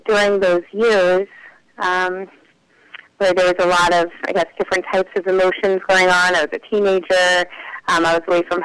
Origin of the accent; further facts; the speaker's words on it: Charlotte, North Carolina, United States; I am from Charlotte, North Carolina. I was born and raised there